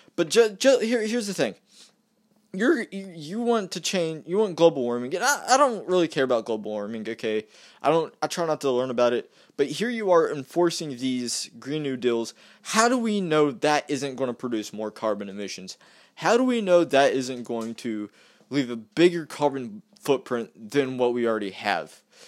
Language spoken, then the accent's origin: English; West Virginia, United States; I'm from West Virginia